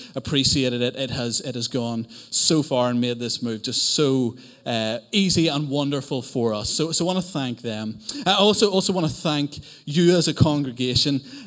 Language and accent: English; Northern Ireland, United Kingdom; accent: Northern Irish; now in Cambridge, United Kingdom; I am from Northern Ireland